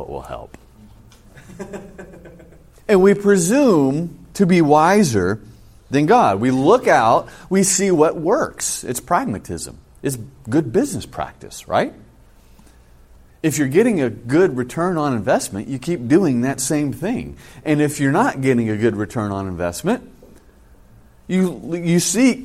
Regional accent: California, United States; moved away; I come from California

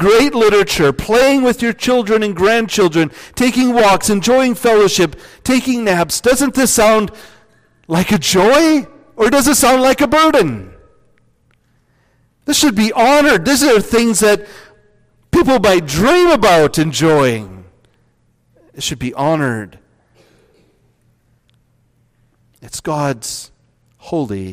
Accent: Northwest Iowa, United States; I grew up in Northwest Iowa.

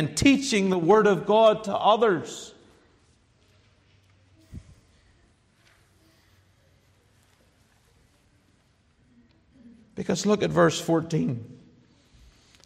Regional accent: Ireland; I'm an Irish man

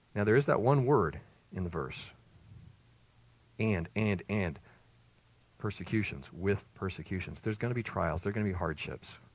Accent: Greenville, South Carolina, United States; moved away as an adult; also born or lived in Maryland; now in Leland, United States; We moved away the first time from my birthplace, my hometown, South Carolina, Greenville

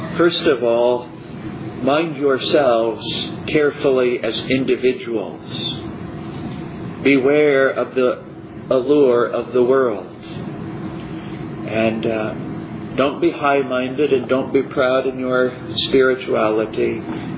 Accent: United States; Growing up in America

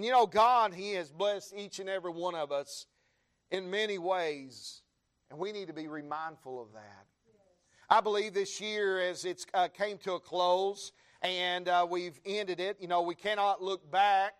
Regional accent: the South, United States; now in Texas, United States; we're from the South

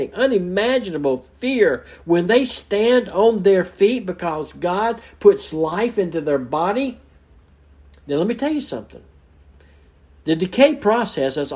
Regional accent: Mobile, Alabama, United States; moved away; I'm from Mobile, Alabama originally, and man, the Mardi Gras day, the Mardi Gras season was big. I can remember as a child going down in the parades

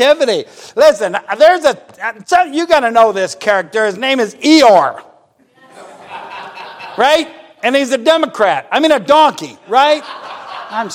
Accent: United States; I'm an American

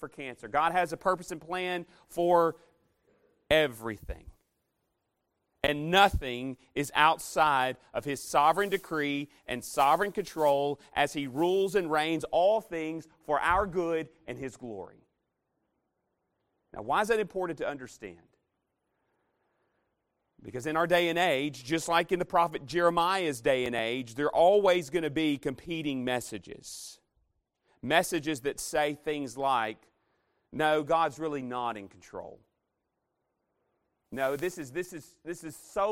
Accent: Arkansas, United States; moved away; I'm from Arkansas

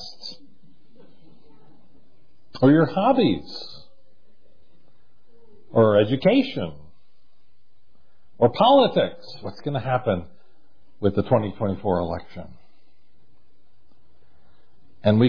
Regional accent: United States; We are American Christians

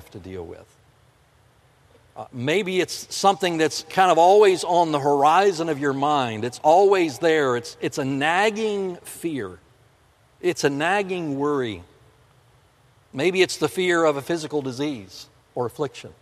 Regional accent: South Florida, United States; moved away; also born or lived in the north; I grew up in South Florida. Winter's only 6 weeks long down there. There's no snow. But I've lived in the north for most of my life

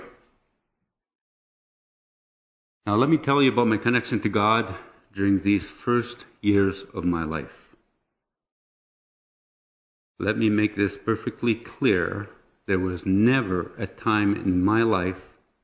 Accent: Sudbury, Ontario, Canada; I was born in Sudbury in 1955 to a French Catholic family of 6 children

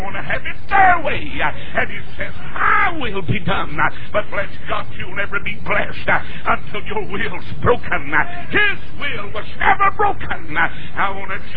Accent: North Carolina, United States; moved away as an adult; now in Atlanta, United States; I was born in North Carolina. I'm a Tar Heel. I'll have tar on my heels when I die.

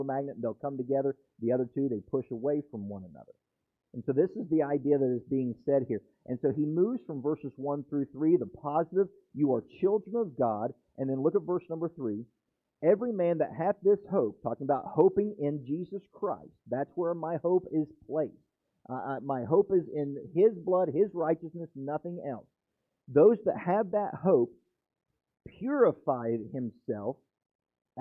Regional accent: West Virginia, United States; now in Florida, United States; I'm from West Virginia

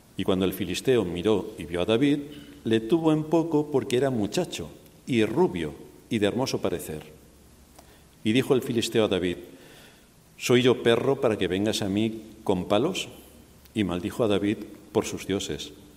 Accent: Spain; moved away; Yo soy español

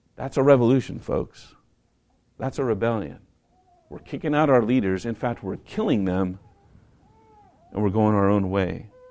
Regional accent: United States; I'm an American

